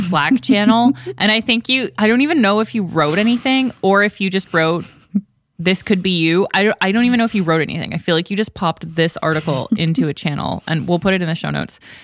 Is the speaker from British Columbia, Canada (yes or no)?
no; Ontario, Canada; moved away; where I grew up in Canada and Ontario